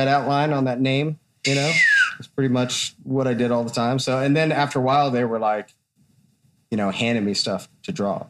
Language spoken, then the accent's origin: English; Hesperia, California, United States; also born or lived in Missouri / Texas / Los Angeles; I was born in Missouri, and I lived in Texas for a while, and then I moved to LA when I was a young teenager, and then to Hesperia. And then I kind of spent a lot of time there.